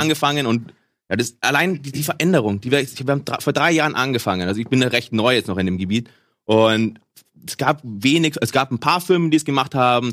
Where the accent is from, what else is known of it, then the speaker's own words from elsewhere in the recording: Munich, Bavaria, Germany; ich komme aus München, wollte eigentlich da auch recht bleiben